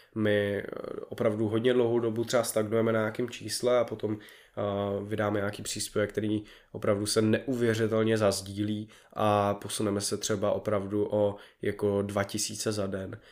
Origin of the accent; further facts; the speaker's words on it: Prague, Czechia; já jsem z Prahy